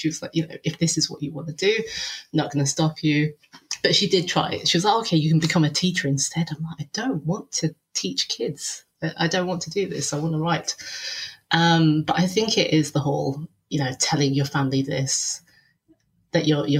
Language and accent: English; Bradford, Yorkshire and the Humber, United Kingdom; So I was born and raised in Yorkshire, a little place known as Bradistan to the Asian community.